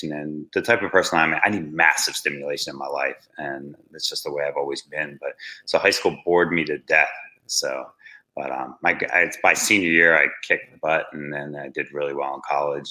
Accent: Wildwood Crest, New Jersey, United States; I grew up in a small town in Jersey on the shore. It was called Wildwood Crest

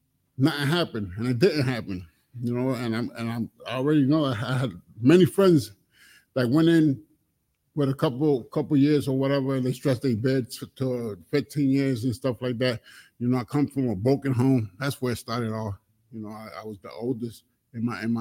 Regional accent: Connecticut, United States; I come from Connecticut

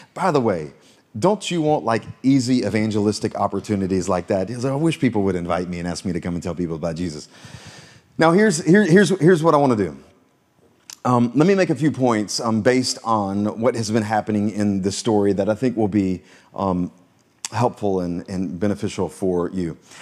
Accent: Florence, South Carolina, United States; also born or lived in Myrtle Beach, South Carolina; we moved to Myrtle Beach when I was in middle school, but actually before that, I grew up in Florence, South Carolina

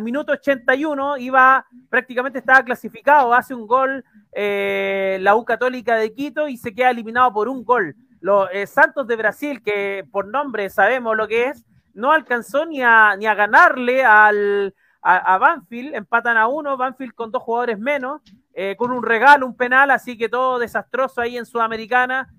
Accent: Chile; como buen chileno

